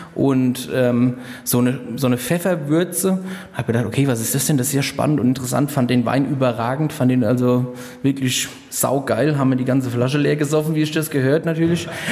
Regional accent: Rhenish Hesse, Rhineland-Palatinate, Germany; hier bei uns in Rheinhessen

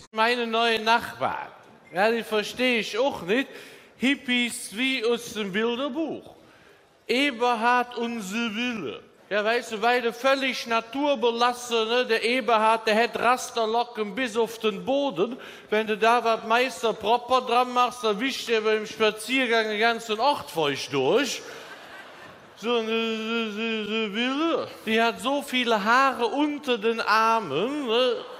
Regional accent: Windeck, North Rhine-Westphalia, Germany; moved away; ich, komme ursprünglich aus, aus Windig-Schladern

